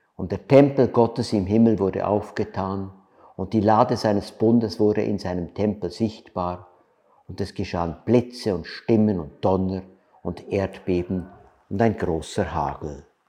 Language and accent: German; Switzerland; wir als Schweizer